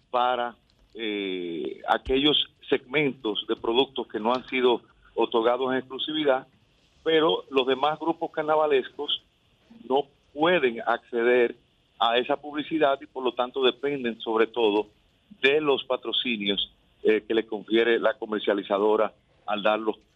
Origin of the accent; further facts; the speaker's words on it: Santiago de los Caballeros, Santiago, Dominican Republic; yo soy santiaguero